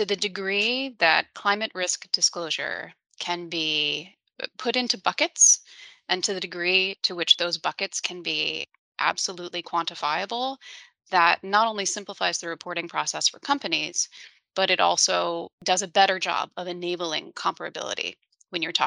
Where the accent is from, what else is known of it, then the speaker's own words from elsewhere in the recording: New Orleans, Louisiana, United States; I'm from New Orleans.